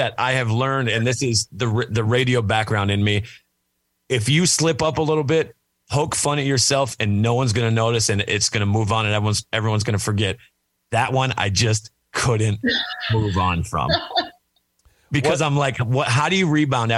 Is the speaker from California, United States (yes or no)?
no; Minnesota, United States; now in Nashville, United States; I'm originally from Minnesota